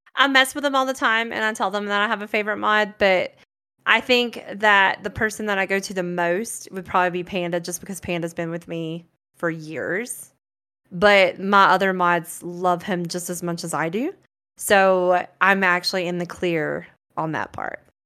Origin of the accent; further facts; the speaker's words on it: Branford, Florida, United States; moved away as an adult; now in Colorado, United States; I grew up in Florida with the Sticks and the Gators